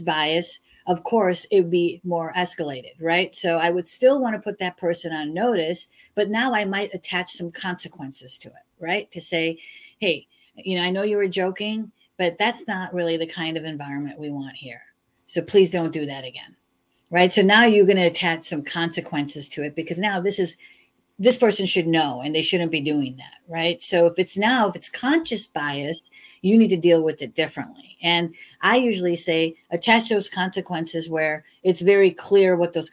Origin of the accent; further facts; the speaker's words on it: Chicago, Illinois, United States; I was born and raised in Chicago and we say you guys a lot